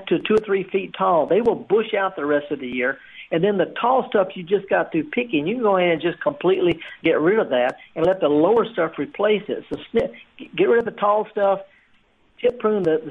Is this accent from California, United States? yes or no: no; the Mississippi Delta, United States; moved away; I'm from the Delta